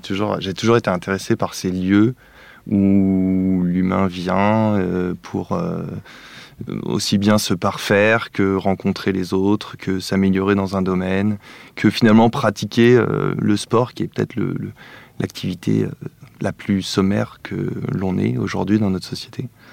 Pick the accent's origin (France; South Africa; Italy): France; Paris, Île-de-France; j'ai grandi plutôt à Paris